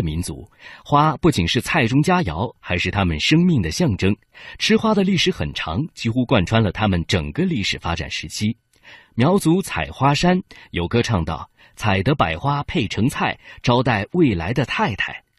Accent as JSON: {"language": "Chinese", "town": "Pu'er", "region": "Yunnan", "country": "China", "said": "我是来自普洱的傣族。 … 我们傣族经常会吃一些野生的植物和一些野生的花，"}